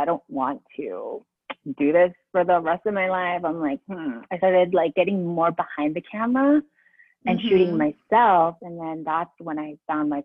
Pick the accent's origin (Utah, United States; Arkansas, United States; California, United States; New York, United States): California, United States; San Diego; moved away as an adult; also born or lived in Philippines; now in New Jersey, United States; I'm from California, born in the Philippines, came to California when I was like about 5